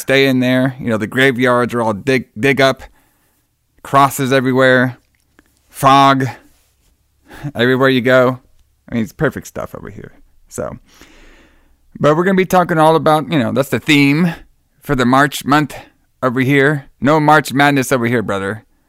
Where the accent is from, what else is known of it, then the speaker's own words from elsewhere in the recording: Miami, Florida, United States; I was born in Miami